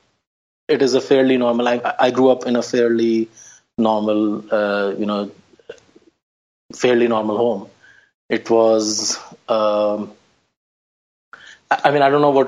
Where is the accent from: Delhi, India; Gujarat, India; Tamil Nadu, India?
Delhi, India; moved away as an adult; now in United States; I grew up in Old Delhi